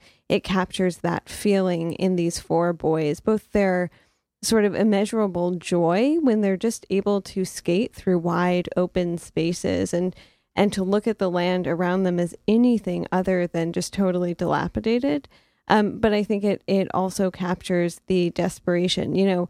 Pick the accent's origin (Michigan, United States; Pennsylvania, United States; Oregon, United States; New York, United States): Michigan, United States; Detroit; moved away as an adult; also born or lived in St. Louis; So I grew up in the Midwest in Detroit, which is a very Rust Belt city, and then went to school in St. Louis, which is another Rust Belt city.